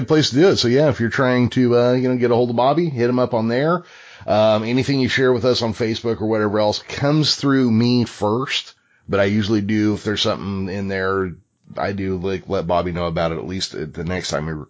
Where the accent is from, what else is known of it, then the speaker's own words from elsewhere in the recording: California, United States; accent: Middle America, North American; I grew up in California. I've lived here my entire life.